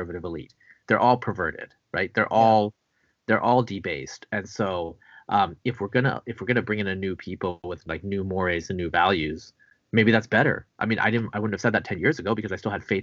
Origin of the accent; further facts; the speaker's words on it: Bangladesh; moved away; I was born in Bangladesh. Just want to make clear I'm not technically Indian.